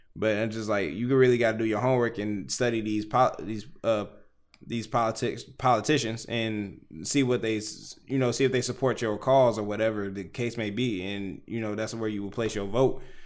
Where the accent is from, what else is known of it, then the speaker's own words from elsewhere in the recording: Houston, Texas, United States; also born or lived in Detroit, Michigan; I'm from Detroit. But if I, like, if I, at ten years old, moved to Houston, Texas, and I've been living there all the way until I'm twenty-nine, I'm from Houston